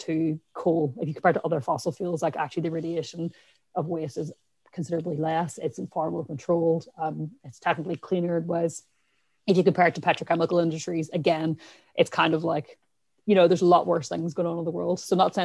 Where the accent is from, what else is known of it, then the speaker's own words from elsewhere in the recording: Ireland; accent: Irish; My accent is very Irish. I'm from Ireland, where we don't have nuclear power stations